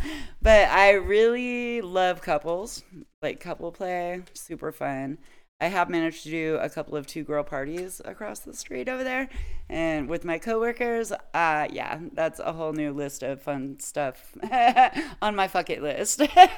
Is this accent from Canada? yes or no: no; Nevada, United States; I grew up little in Nevada